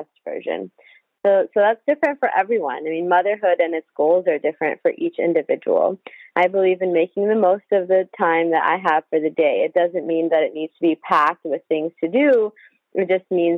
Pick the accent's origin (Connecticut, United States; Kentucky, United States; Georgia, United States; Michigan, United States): Michigan, United States; also born or lived in India; now in Houston, United States; I was raised in Michigan